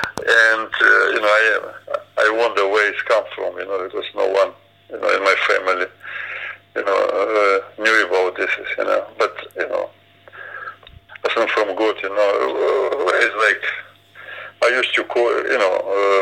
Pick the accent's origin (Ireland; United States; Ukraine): Ukraine; English is a second language; moved away as an adult; also born or lived in Ipswich, England; I was born in Ukraine. It's Sea of Azov